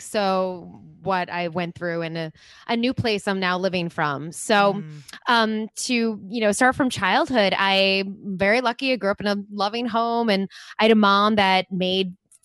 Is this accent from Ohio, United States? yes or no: no; Long Island, New York, United States; I grew up on Long Island in New York